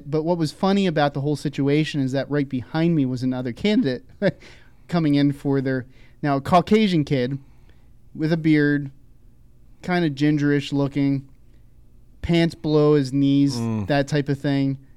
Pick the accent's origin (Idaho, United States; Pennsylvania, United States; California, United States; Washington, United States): Pennsylvania, United States; Philadelphia; I grew up in Philadelphia